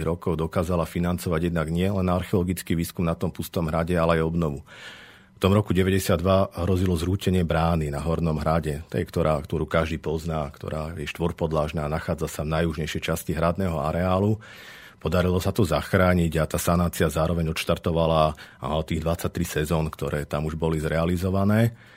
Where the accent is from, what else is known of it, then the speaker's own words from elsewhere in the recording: Zvolen, Banská Bystrica Region, Slovakia; som sa práve z Iže vrátil späť do Zvolená a ťažiskovo sa venujem výskumom v našom regióne. Som lokál patriot, mám to tu rád